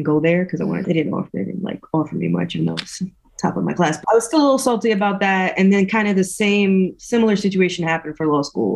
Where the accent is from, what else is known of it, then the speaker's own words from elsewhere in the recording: New York City, New York, United States; I am originally from East New York, Brooklyn, born and raised